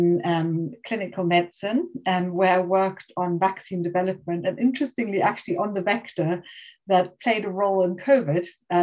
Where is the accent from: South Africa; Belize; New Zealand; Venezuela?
South Africa; moved away; also born or lived in Germany; I'm originally South African, and then my parents moved to Germany at some point, and I studied medicine in Germany.